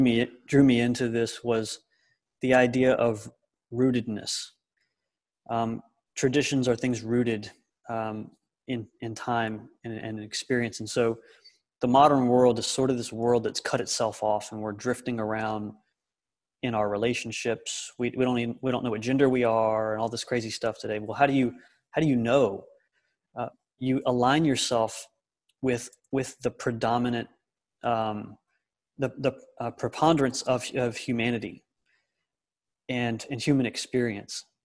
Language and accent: English; the South, United States; My identity as a man and my identity as, as an American or as a Southerner, I'm also in the South